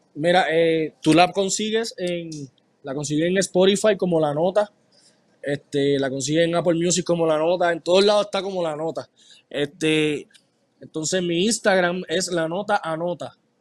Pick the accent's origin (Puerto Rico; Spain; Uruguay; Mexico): Puerto Rico; Mayagüez; now in United States; Yo soy de Mayagüez y yo soy de los que va a las fiestas patronales